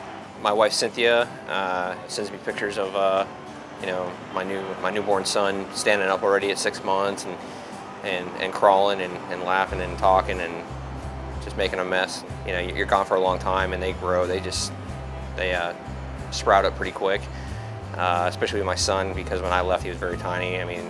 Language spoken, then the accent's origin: English; Allentown, Pennsylvania, United States; I'm from Allentown, Pennsylvania. I'm 29 years old.